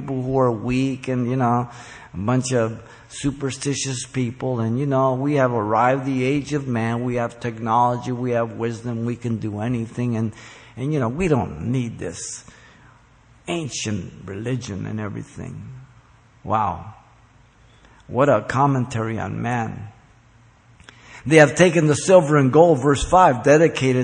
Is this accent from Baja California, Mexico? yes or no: no; Mexico City, Mexico; now in United States; I'm, by the way, a Mexican citizen. I was born in Mexico City. I came here in 1957.